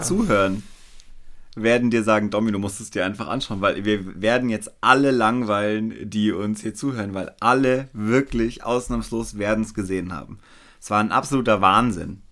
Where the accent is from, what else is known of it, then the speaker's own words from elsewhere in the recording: Weilheim, Germany; in Weilheim, wo ich groß geworden bin